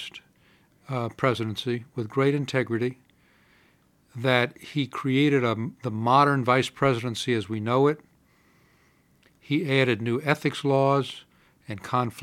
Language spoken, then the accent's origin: English; Atlanta, Georgia, United States; moved away as an adult; also born or lived in North Carolina / Massachusetts / Washington, D.C.; I grew up in Atlanta